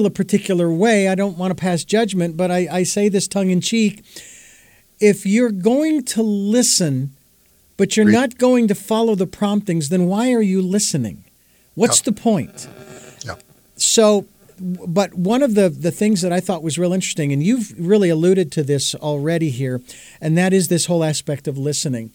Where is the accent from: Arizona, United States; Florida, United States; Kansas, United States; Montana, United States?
Arizona, United States; Phoenix; now in Santa Barbara, United States; I've lived in Phoenix. It's not what it used to be anymore, so it's not really my hometown